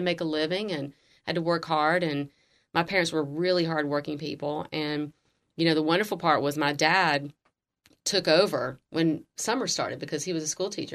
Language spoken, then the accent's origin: English; Jackson, Mississippi, United States; moved away; I grew up in Jackson, Mississippi, which is the capital of Mississippi